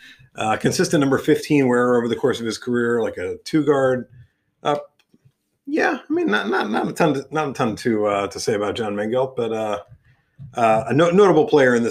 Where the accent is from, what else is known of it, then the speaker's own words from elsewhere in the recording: New York, United States; growing up in New York in the late 80s, early 90s.